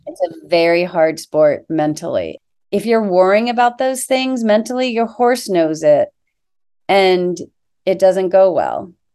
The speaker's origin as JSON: {"language": "English", "town": "Annapolis", "region": "Maryland", "country": "United States", "tie": "born or raised there", "said": "I grew up on the Chesapeake Bay outside, in Annapolis, Maryland"}